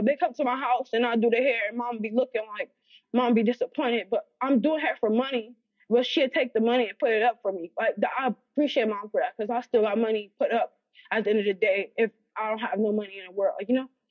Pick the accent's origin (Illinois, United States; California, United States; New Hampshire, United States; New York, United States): California, United States; Los Angeles; also born or lived in Alabama; I grew up in Los Angeles, California